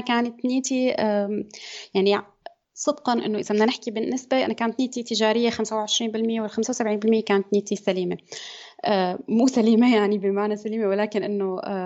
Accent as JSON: {"language": "Arabic", "country": "Syria", "moved": "as an adult", "lives_now": "Germany", "said": "أنا من سوريا آه، عمري 30 سنة آه، درست بسوريا هندسة مدنية"}